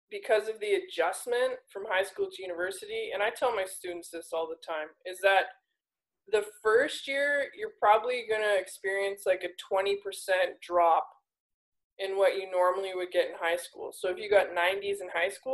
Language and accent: English; Alberta, Canada; I'm from Alberta